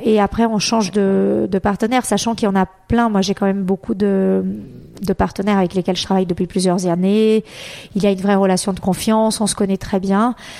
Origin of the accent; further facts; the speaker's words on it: Brazil; moved away; je suis née au Brésil